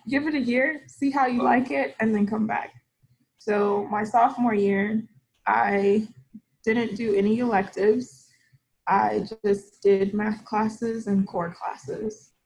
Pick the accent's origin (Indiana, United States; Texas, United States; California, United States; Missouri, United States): Texas, United States; Austin; also born or lived in Houston / New York; I was born and raised in Austin. Lived there for 15 years, and when I was 15, my family moved to Houston